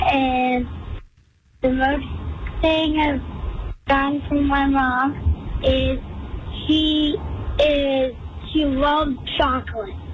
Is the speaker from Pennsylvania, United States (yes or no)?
yes; New Freedom, Pennsylvania, United States; I'm from New Freedom.